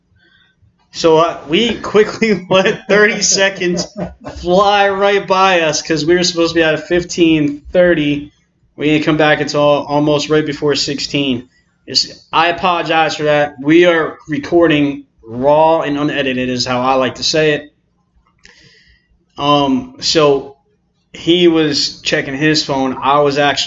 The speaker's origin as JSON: {"language": "English", "region": "New Jersey", "country": "United States", "said": "we're both from New Jersey"}